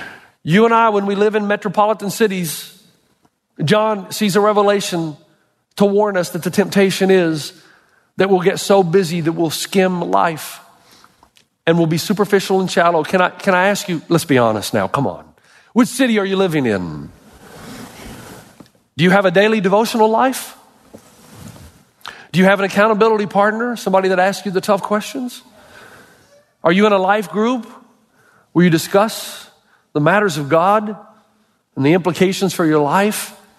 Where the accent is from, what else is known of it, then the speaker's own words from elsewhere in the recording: Elizabethton, Tennessee, United States; moved away; My hometown, Elizabethton, Tennessee